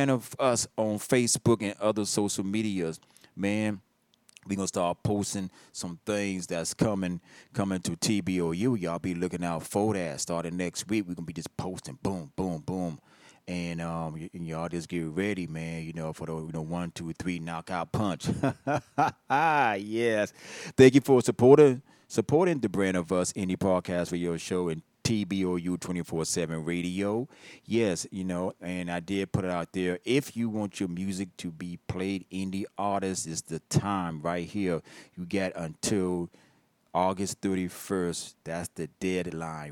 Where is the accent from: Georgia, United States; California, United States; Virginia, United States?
Virginia, United States; Hampton; I'm from Virginia. That's right. Born, birth, right there, VA, North Fork, H-Town, Hampton, Virginia